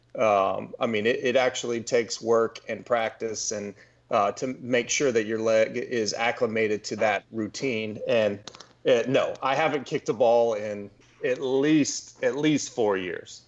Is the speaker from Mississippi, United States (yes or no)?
no; Texas, United States; also born or lived in Louisiana; I grew up in Texas